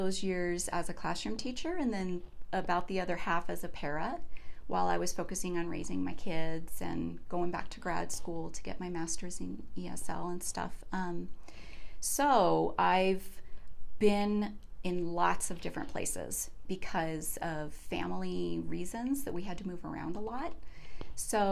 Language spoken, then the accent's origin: English; Jefferson County, Colorado, United States; I grew up in Jeffco and went to Stanley Lake High School